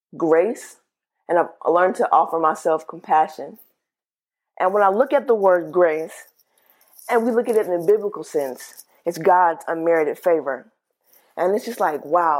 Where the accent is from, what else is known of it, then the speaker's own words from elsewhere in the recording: the South, United States; I'm from the South